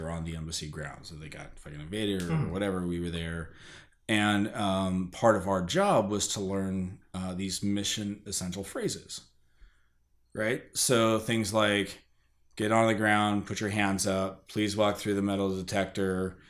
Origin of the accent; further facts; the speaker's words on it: United States; also born or lived in Germany; As soon as I open my mouth, everybody in the bar knows I'm American.